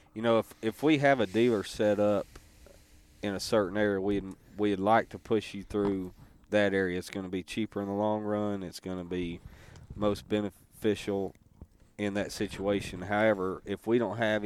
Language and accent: English; Stuttgart, Arkansas, United States; we're from Stuttgart, Central Arkansas